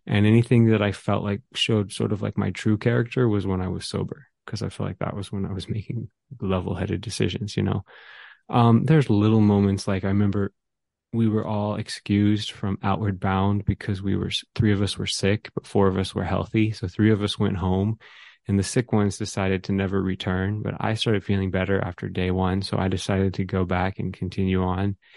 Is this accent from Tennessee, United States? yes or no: no; Atlanta, Georgia, United States; I grew up in the suburb of North Georgia